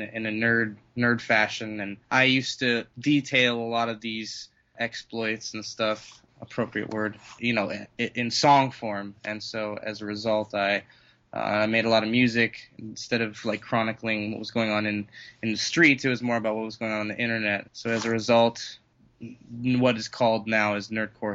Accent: Colorado Springs, Colorado, United States; born or raised there; also born or lived in California / Denver

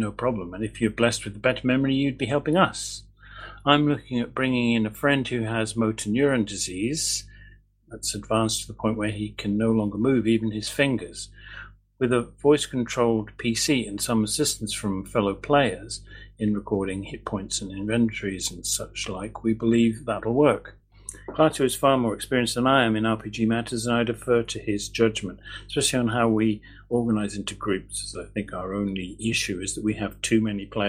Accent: England, United Kingdom; now in Edinburgh, United Kingdom; my dad's English

